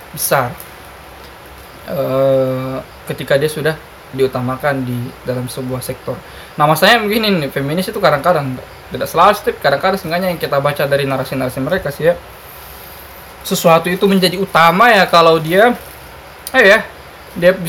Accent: Indonesia; saya kayak gini di kampung saya dulu kayak gini kampung saya itu termasuk tentu. kampung yang sangat islami basisnya kahar muzakar tokoh kahar zakar kan

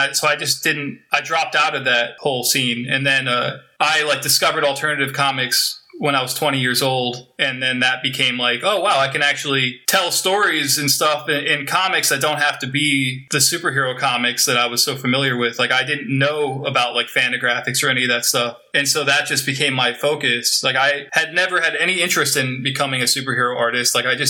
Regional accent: New Jersey, United States; born there; moved away; Well, I was born in New Jersey.

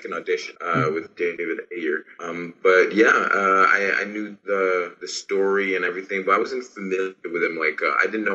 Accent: Haiti; English is a second language; moved away; I'm from Haiti, I'm Haitian.

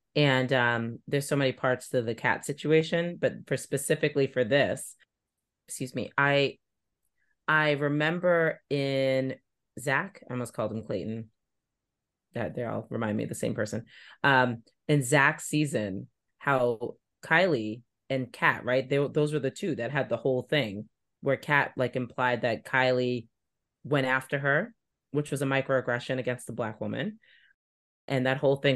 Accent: New York, United States; now in Boston, United States; I grew up in New York

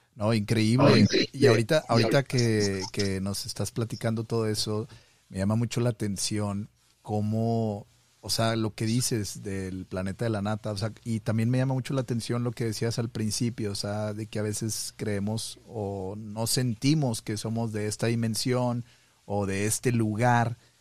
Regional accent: Monterrey, Nuevo León, Mexico; now in Montana, United States; soy de Monterrey, pero estoy acá en el Monte de los Olivos, acá en el norte

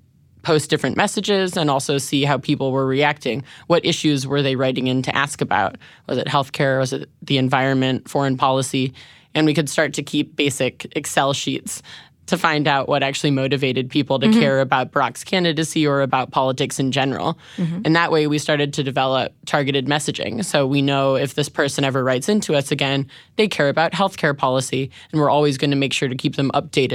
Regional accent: Chicago, Illinois, United States; So I'm from Chicago.

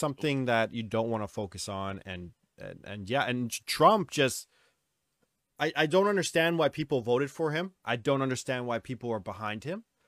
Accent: New Westminster, British Columbia, Canada; we, Dustin and I are both, uh, we're from New West. That's our hometown

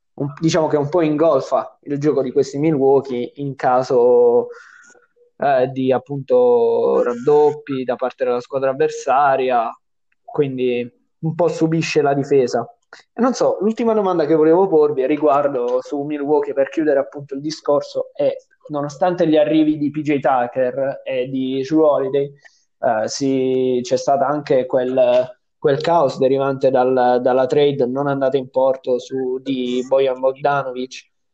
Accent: Apulia, Italy; siamo pugliesi

